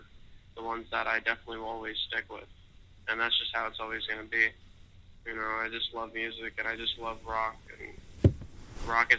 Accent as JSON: {"language": "English", "town": "West Palm Beach", "region": "Florida", "country": "United States", "said": "I'm from West Palm Beach, Florida. Upcoming artist"}